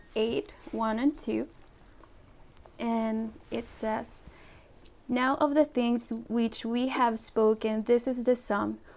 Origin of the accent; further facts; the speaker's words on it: Puerto Rico; moved away; also born or lived in Colombia / Ecuador; i was born in colombia my parents are from ecuador and i grew up in puerto rico